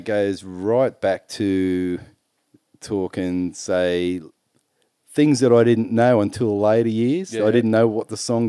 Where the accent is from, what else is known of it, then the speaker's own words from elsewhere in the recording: Maitland, New South Wales, Australia; moved away as an adult; also born or lived in Mackay / Canberra; Born and bred in Maitland.